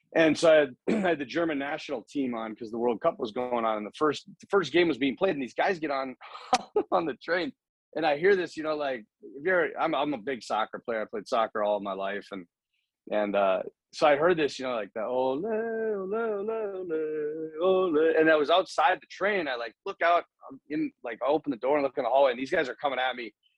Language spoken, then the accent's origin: English; United States; I'm from America